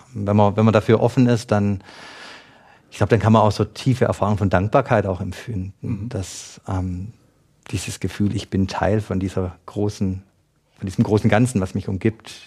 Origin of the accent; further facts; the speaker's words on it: Schwäbisch Gmünd, Baden-Württemberg, Germany; Ich komme aus Schwäbisch Gmünd